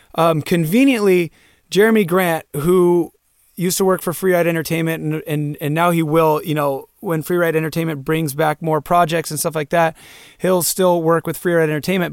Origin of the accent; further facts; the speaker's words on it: Santa Cruz, California, United States; moved away as an adult; now in Bend, United States; we grew up in Santa Cruz, California